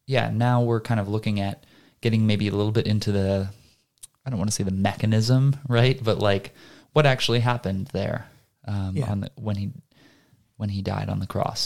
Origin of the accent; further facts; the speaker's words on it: United States; I'm just an American mudblood.